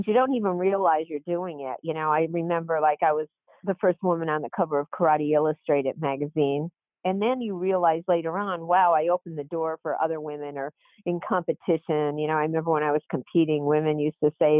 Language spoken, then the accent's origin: English; Scranton, Pennsylvania, United States; moved away; also born or lived in Wilmington, Delaware; I loved growing up in Scranton